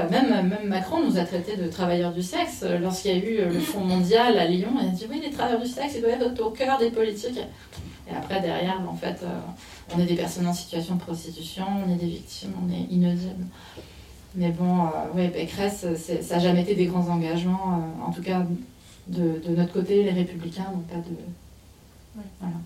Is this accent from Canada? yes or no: yes; Canada; moved away as an adult; also born or lived in Montreal; now in France; j'étais au Canada, donc je suis canadienne, je travaillais là-bas à l'époque